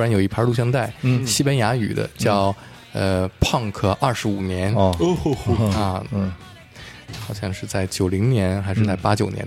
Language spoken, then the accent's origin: Chinese; Shijiazhuang, Hebei, China; 回到了我的家乡石家庄